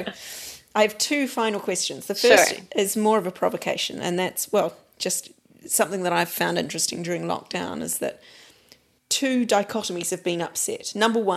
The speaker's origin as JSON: {"language": "English", "country": "New Zealand", "moved": "yes", "said": "for me as a New Zealander"}